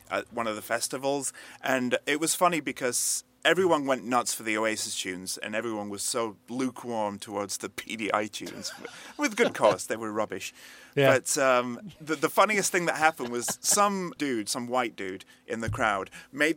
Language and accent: English; Leeds, Yorkshire and the Humber, United Kingdom; now in Gwangju, South Korea; In my hometown, Leeds